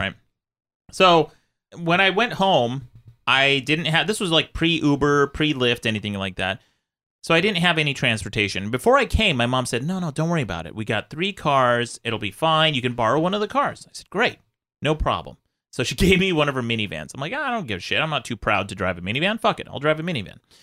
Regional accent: Utah, United States; moved away; I grew up in Utah

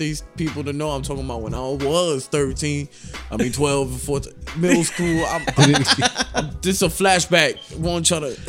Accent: New York City, New York, United States; I grew up in Williamsburg, and in that certain area, it was like an Italian area where the Italian feast was at in Williamsburg.

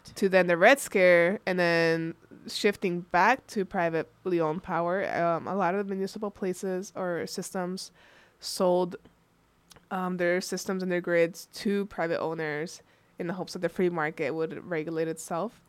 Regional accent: California, United States; now in Michigan, United States; I come from California, and the power. My parents would pay their utility bill to um, the Edison Electric Company

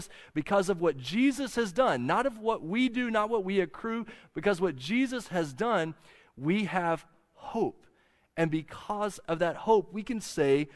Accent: near the Wichita Mountains, southwest Oklahoma, United States; I grew up near the Wichita Mountains in southwest Oklahoma.

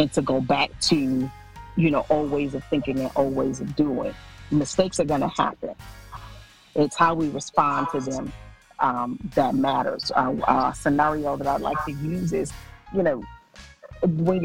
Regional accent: Mississippi, United States; I was born and raised always in Mississippi

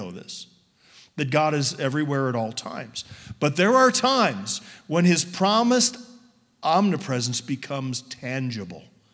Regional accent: suburban Chicago, Illinois, United States; I was raised in suburban Chicago in a Baptist church

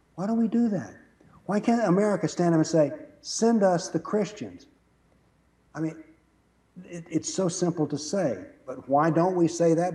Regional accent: the South, United States; I was raised in the South

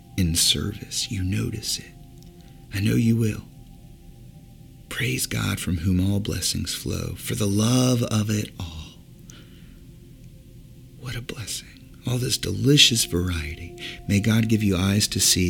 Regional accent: Virginia Beach, Virginia, United States; moved away; also born or lived in Indiana, Pennsylvania; Growing up in Virginia Beach, Virginia

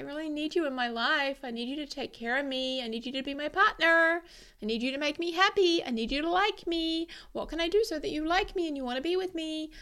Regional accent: New Zealand; I'm from New Zealand and I'm a Kiwi

